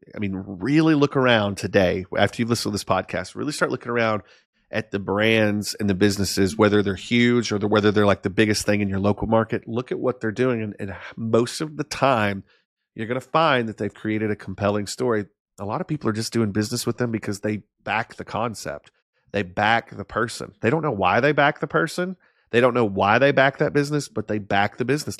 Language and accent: English; Arkansas, United States; moved away; I was this kid from Arkansas, um, that lived in a town that at the time had six thousand people in it